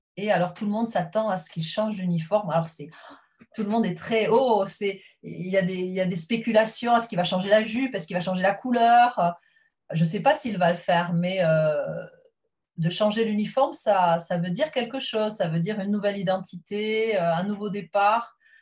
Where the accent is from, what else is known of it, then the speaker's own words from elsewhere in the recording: south-west France, France; moved away as an adult; now in England, United Kingdom; je suis originaire du sud-ouest de la France.